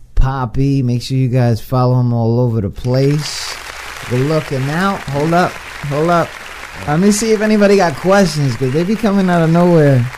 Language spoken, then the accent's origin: English; New York City, New York, United States; moved away; I'm from New York, I'm from the Bronx